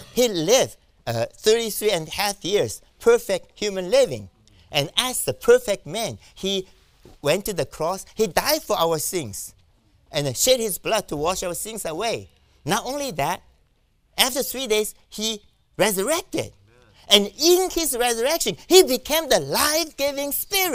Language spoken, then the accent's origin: English; New York, United States; I'm from New York